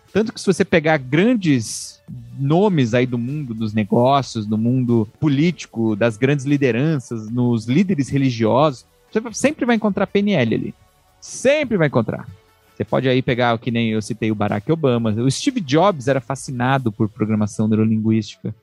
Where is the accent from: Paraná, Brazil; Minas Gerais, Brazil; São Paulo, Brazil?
São Paulo, Brazil; A gente é de São Paulo